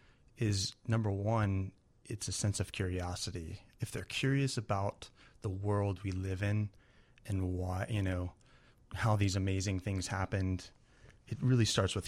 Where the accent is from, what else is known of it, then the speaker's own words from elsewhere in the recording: Kansas City, United States; I'm from Kansas City, and it's, you know.